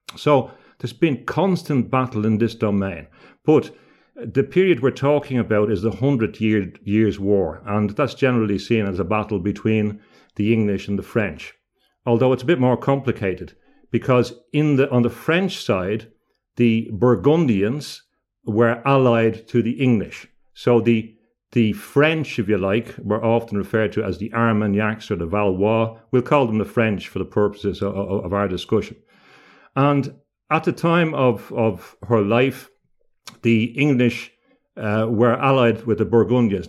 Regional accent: Ireland; now in Gothenburg, Sweden; growing up in Ireland, a lot of the school kids talking about Joan of Arc

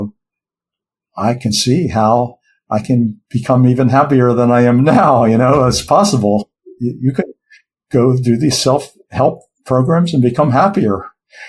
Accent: United States; I'm an American

